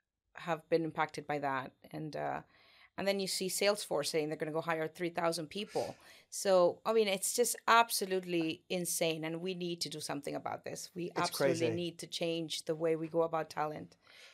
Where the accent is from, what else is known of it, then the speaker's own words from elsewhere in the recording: Venezuela; moved away as an adult; now in United Kingdom; Originally, I'm actually from South America. I was born in Venezuela and had my beginnings there. I grew up and went to school there